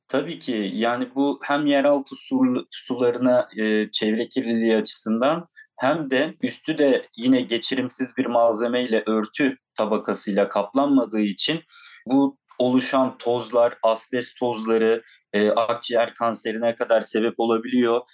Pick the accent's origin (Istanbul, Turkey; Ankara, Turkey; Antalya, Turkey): Antalya, Turkey; Antalyalı olarak o bölgede e, bizim de ilçe ve köylerimizde çok fazla taş ocakları var